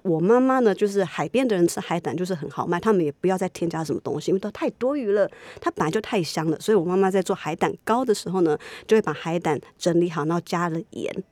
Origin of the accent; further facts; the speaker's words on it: Keelung, Taiwan; 我从小在基隆长大